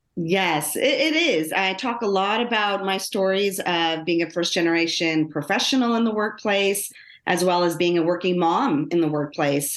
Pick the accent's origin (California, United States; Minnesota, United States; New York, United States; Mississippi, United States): California, United States; Los Angeles; I grew up in Los Angeles, um, born, or, well, I was born in Los Angeles. Uh, and when I started elementary school, my parents, um, decided to move us out into the suburbs